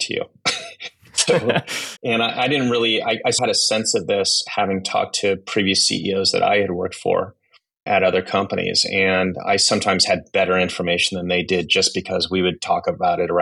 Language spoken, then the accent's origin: English; Silicon Valley, California, United States; moved away as an adult; also born or lived in Japan / South Korea; I grew up in Silicon Valley